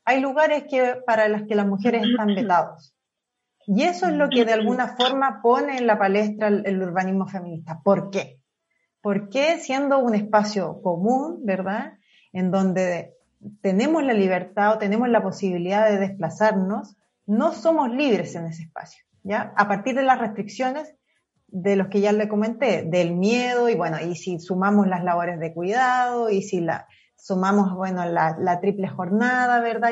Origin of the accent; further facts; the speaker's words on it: Concepción, Biobío, Chile; moved away as an adult; now in Santiago, Chile; yo soy de Concepción, bueno, estudié en la Universidad de Concepción, toda mi vida en Concepción